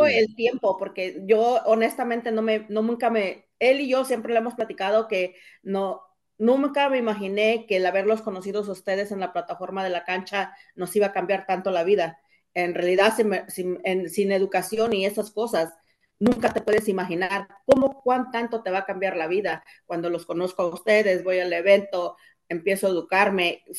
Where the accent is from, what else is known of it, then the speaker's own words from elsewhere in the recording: Cuernavaca, Morelos, Mexico; moved away; soy originaria de México, de un lugar que se llama Estado de Cuernavaca. Vine jovencita